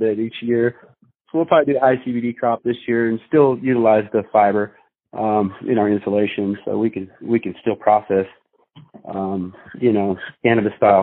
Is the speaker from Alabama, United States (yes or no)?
no; Colorado, United States; I grew up in Colorado